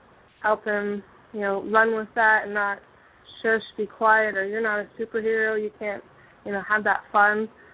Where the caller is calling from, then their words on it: Kentucky, United States; Hi, I'm … from Kentucky.